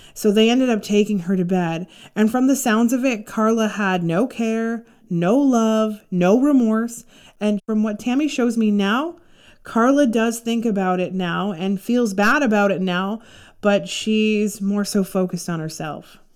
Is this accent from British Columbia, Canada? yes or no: no; Toronto, Ontario, Canada; I grew up in Toronto